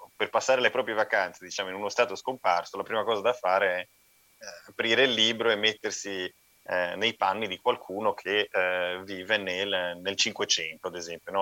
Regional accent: Gemona del Friuli, Friuli-Venezia Giulia, Italy; now in Zagreb, Croatia; io non sono veneziano, sono di Gemona del Priuli

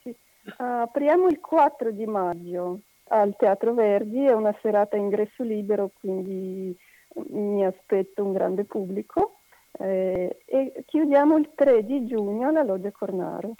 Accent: Russia; Italian is a second language; moved away as an adult; now in Padua, Italy; io sono russa e abito in Italia da 30 anni

